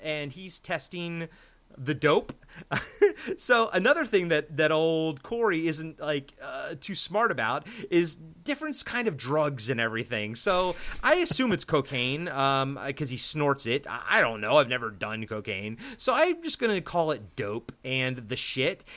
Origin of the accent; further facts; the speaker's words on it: East Coast, United States; I'm from the East Coast